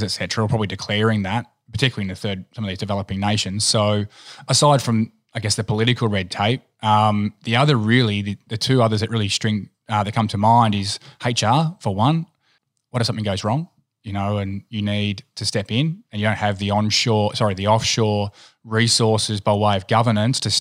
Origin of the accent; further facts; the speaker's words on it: country Victoria, Australia; also born or lived in Tennant Creek, Northern Territory; we actually grew up on an abattoir, on a cattle station in a place called Tennant Creek in Northern Territory, which isn't the most wonderful place to visit. We then moved to the country, to country Victoria